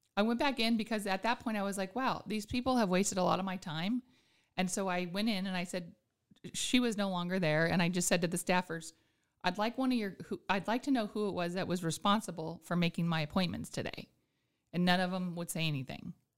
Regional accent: Anchorage, Alaska, United States; also born or lived in Juneau; born and raised in Anchorage, but my grandparents are from Juneau

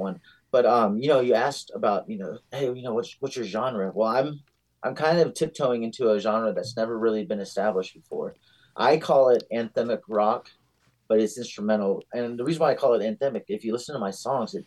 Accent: Staunton, Virginia, United States; now in Arizona, United States; I'm originally from Virginia. Being Arizonian is just still really weird to me. But we grew up right up the street from this recording studio

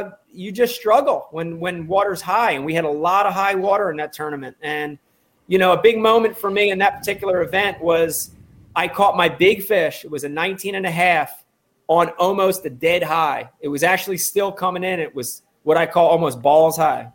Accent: New Jersey, United States; growing up in New Jersey and having the stingy ass title Delaware River as my home fishery

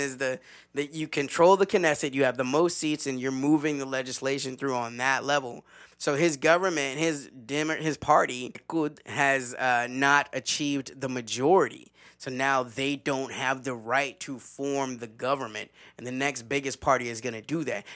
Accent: the South, United States; as a Southerner

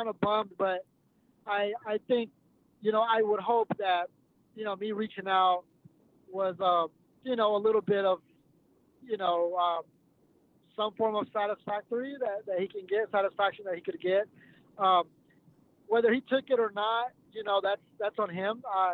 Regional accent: Texas, United States; because I'm from Texas

